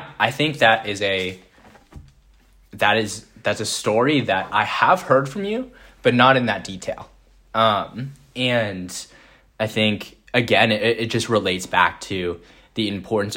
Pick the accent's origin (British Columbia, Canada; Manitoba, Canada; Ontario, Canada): British Columbia, Canada; Vancouver; moved away as an adult; also born or lived in Minneapolis, Minnesota; I was coming obviously from Vancouver, British Columbia